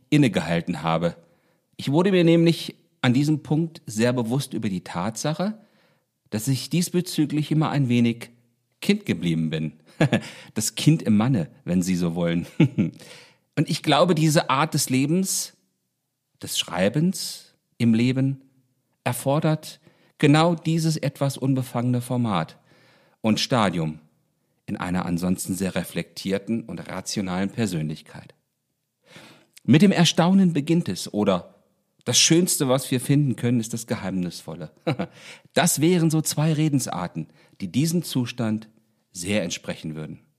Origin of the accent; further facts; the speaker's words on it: Baunatal, Hesse, Germany; Ich beginne meine Erzählung Anderswelt, die ich meiner Heimatstadt Baunatal gewidmet habe und die eine Menge dieses Baunatals enthält